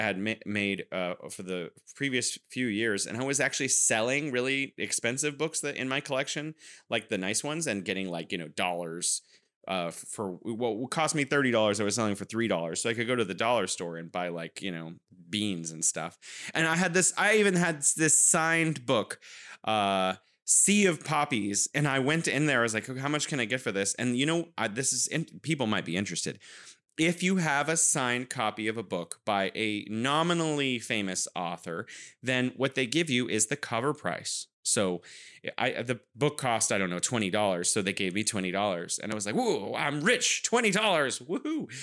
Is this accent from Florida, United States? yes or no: no; California, United States; now in Wuhan, China